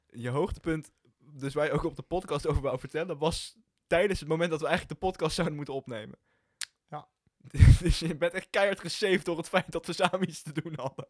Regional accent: Hilversum, North Holland, Netherlands; Wij komen allebei gewoon uit Hilversum

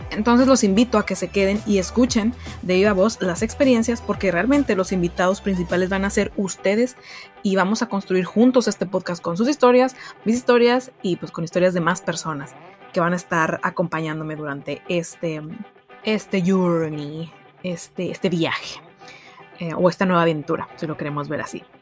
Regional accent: Monterrey, Nuevo León, Mexico; Soy originaria de Monterrey, Nuevo León

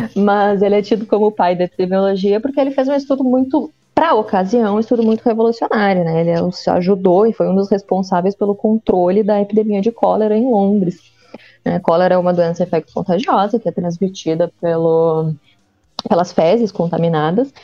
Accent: Pelotas, Rio Grande do Sul, Brazil; Eu sou natural de Pelotas

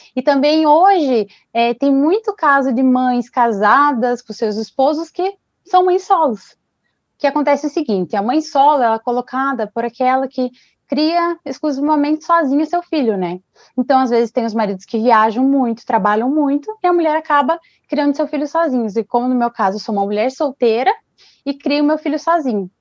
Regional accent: Ponta Grossa, Paraná, Brazil; sou de Ponta Grossa do Paraná

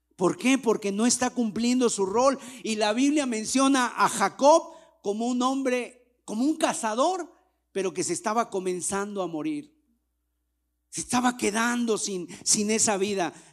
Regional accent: Mexico

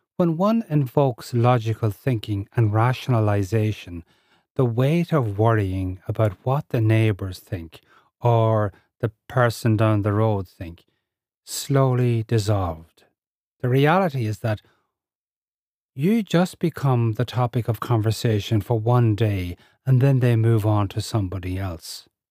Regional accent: Ireland; I'm Irish, living in Ireland with a strong cultural, Irish cultural upbringing.

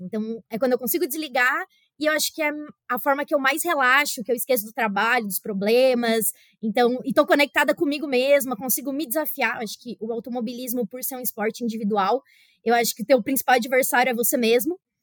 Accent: Brazil; now in Russia; Do Brasil

